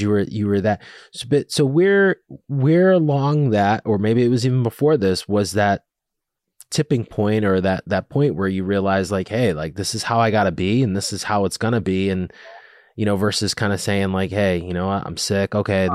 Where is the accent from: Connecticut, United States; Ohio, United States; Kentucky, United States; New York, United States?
Connecticut, United States; also born or lived in Rhode Island / Boston; I grew up in Connecticut. Went to college in Rhode Island, lived in Boston for a year, then came back to Connecticut. I've always lived in this area.